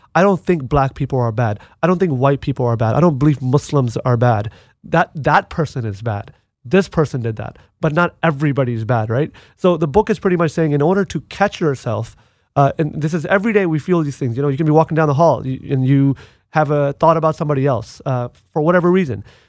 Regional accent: United States; as an American, as a United States Marine veteran

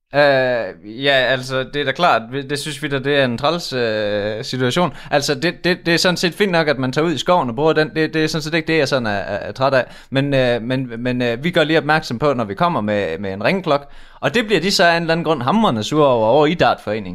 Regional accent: Udbyhøj, Central Denmark Region, Denmark; vi kommer jo fra Udbyhøj

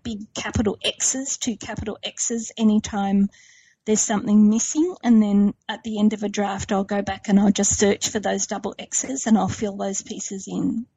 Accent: Sydney, New South Wales, Australia; I grew up in Sydney's western suburbs

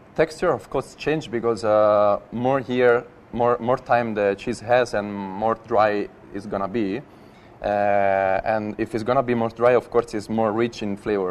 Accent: Veroli, Lazio, Italy; moved away; I'm from Veroli, which is a place uh, close to Rome uh, just one hour away from Rome. Um, I raised up in the city

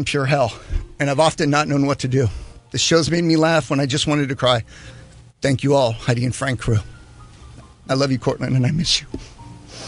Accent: Panama; moved away; when I grew up in Panama

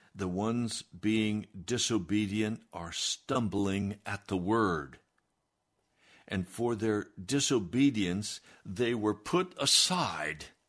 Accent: United States; I'm an American

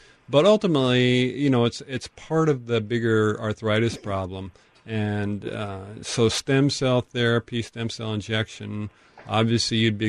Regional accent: Tacoma, Washington, United States; I grew up in Tacoma

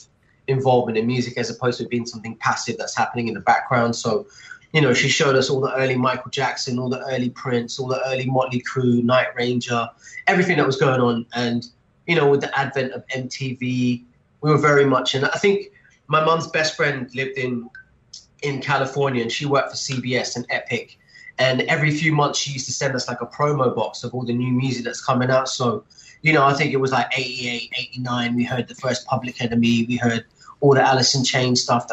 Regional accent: Dubai, United Arab Emirates; I was born in Dubai, Rashid Hospital, 1980. So grew up over here

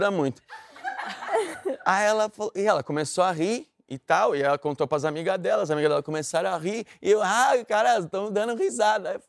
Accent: Rio de Janeiro, Brazil; Sou do Rio, pô, da onde?

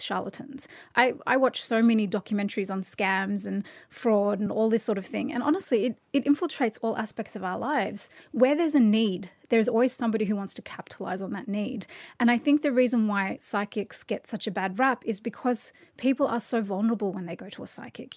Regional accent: Australia; I'm so Australian

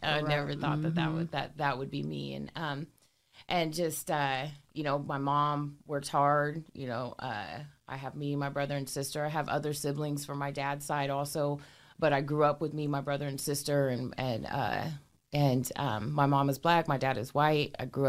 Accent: Portland, Oregon, United States; I grew up in North Portland and St. John's

